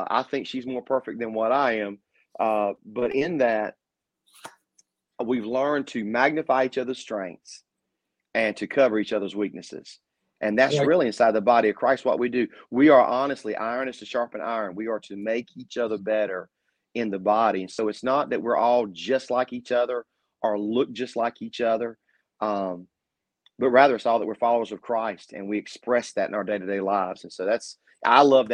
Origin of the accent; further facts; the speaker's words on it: North Carolina, United States; I'm from North Carolina.